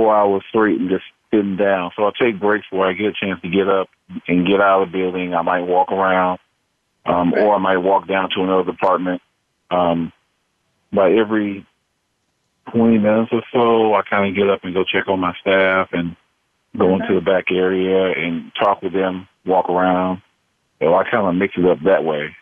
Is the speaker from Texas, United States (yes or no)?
yes; Houston, Texas, United States; born and raised in Houston, Texas